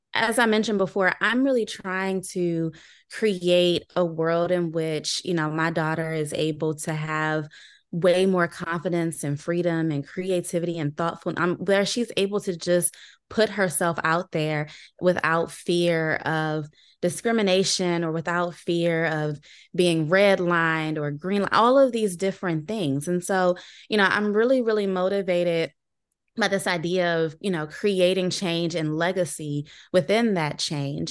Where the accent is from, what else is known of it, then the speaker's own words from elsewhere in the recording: Landover, Maryland, United States; I'm from Landover, Maryland. So I'm a homegrown, uh, sort of local person